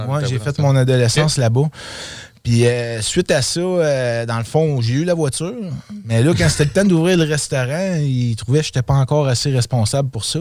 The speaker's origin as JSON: {"language": "French", "town": "Quebec City", "region": "Quebec", "country": "Canada", "tie": "born or raised there", "also_born_or_lived": "Outaouais", "said": "je suis un gars de Québec. Dans le fond, j'ai grandi à Québec. Je suis né à Québec. Euh, moi, dans le fond, euh, j'ai été dans le l'Outaouais dans mon adolescence"}